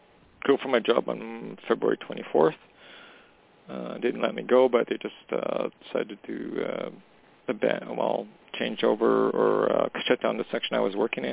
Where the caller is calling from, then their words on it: Canada; I'm calling from Canada